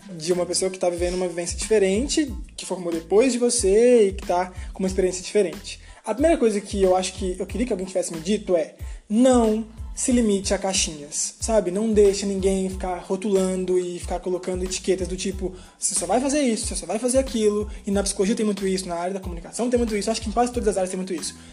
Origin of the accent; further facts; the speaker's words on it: Minas Gerais, Brazil; accent: mineiro; somos mineiros e trem de doido em Minas é tudo, né, Bárbara?